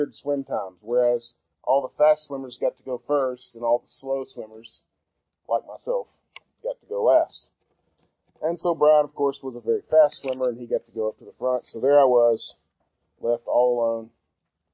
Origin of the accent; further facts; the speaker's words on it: Bootheel of Missouri, United States; I grew up in the Boot Hill of Missouri.